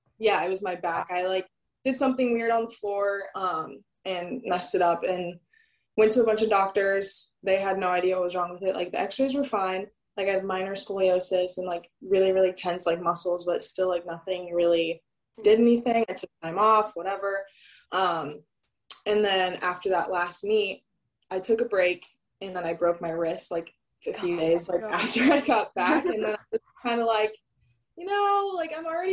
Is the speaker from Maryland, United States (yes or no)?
no; Southern California, United States; moved away as an adult; also born or lived in Oregon / North Carolina; now in Honolulu, United States; I'm from Southern California